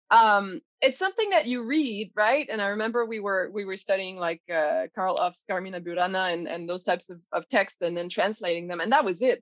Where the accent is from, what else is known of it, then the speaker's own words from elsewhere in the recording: Quebec, Canada; first language fr; English is a second language; was born francophone, so I do speak French. Obviously, it's my mother tongue.